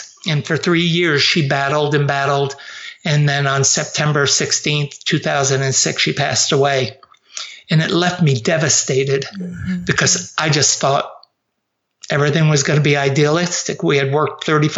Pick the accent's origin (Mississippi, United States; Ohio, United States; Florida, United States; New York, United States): New York, United States; Avoca; moved away as an adult; also born or lived in New Jersey; I grew up just south of Rochester in a place called Avoca